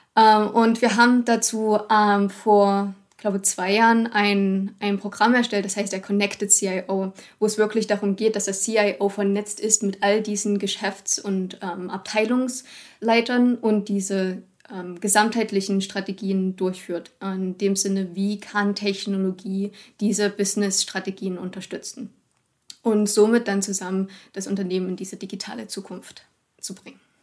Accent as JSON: {"language": "German", "country": "Germany", "said": "auch als Deutsche"}